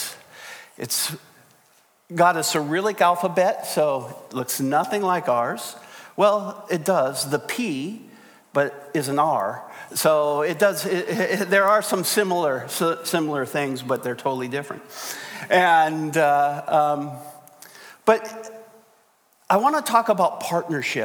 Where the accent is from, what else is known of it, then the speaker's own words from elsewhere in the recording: South Dakota, United States; moved away; also born or lived in Napa Valley, California; I was born in South Dakota